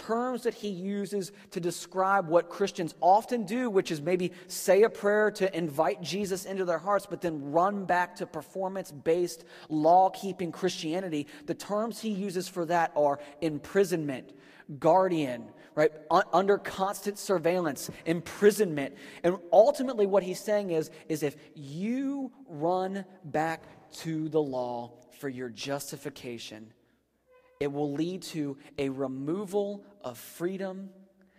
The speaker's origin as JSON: {"language": "English", "region": "Northern Virginia", "country": "United States", "tie": "born or raised there", "moved": "yes", "said": "I grew up in Virginia, and so we were like the top part of the buckle on the Bible Belt. And I was in Northern Virginia"}